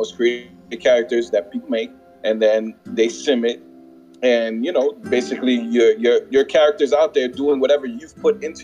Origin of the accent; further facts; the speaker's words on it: New York City, New York, United States; Born and raised in the Bronx